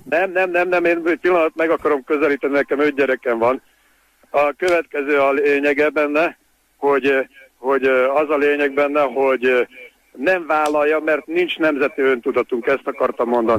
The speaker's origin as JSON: {"language": "Hungarian", "country": "Hungary", "said": "magyar vagyok"}